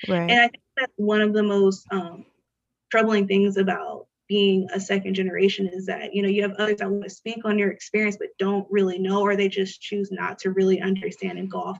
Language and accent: English; Little Saigon, California, United States; I grew up in Little Saigon in California.